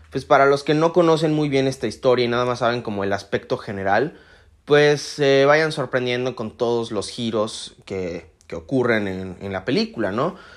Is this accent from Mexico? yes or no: yes; Mexico; yo soy mexicano